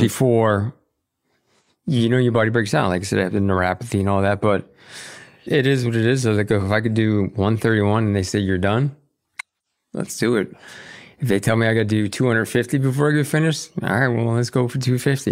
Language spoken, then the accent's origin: English; Boston, Massachusetts, United States; we were growing up in Boston